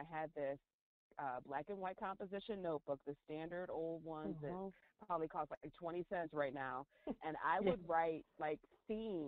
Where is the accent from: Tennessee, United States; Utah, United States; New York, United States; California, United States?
New York, United States; central; I grew up in central New York, not New York City